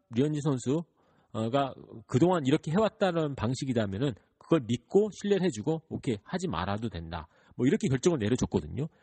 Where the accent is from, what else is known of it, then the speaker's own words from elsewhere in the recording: New York, United States; 저는 뉴욕에서 자라왔기 때문에